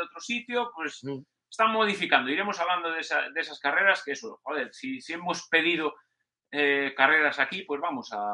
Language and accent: Spanish; Cantabria, Spain; voy a intentar correr lo que pueda en Cantabria, voy a intentar correr lo que pueda en mi tierra